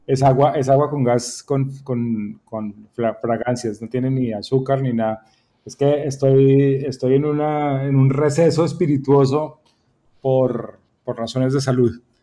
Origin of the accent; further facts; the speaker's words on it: Bucaramanga, Santander, Colombia; also born or lived in Bogotá; now in Panama; Mi padre era gerente de un equipo de fútbol en mi ciudad natal. Eh, mi papá era gerente del Atlético Bucaramanga